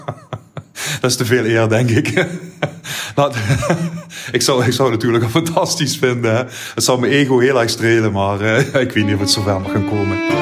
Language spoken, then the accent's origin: Dutch; Heerlen, Limburg, Netherlands; Ik ben in de Passer ben ik opgegroeid